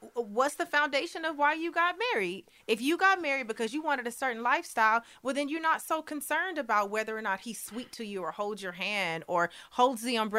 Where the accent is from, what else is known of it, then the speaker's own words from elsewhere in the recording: Long Beach, California, United States; Yeah, I'm from Long Beach.